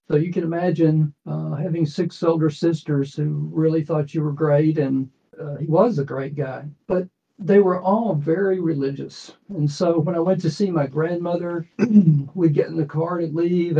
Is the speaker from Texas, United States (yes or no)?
yes; Austin, Texas, United States; born there; But so I was born in Austin, Texas, and we moved around a lot.